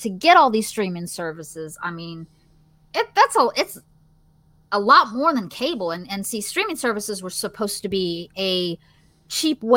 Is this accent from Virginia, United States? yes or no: yes; Virginia, United States; accent: Southern; I'm from Virginia, so I technically have a Southern accent